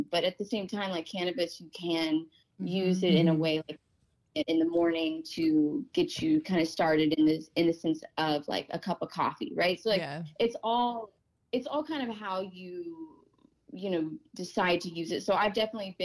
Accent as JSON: {"language": "English", "region": "Oklahoma", "country": "United States", "tie": "born or raised there", "moved": "yes", "lives_now": "Port Angeles, United States", "said": "growing up in Oklahoma"}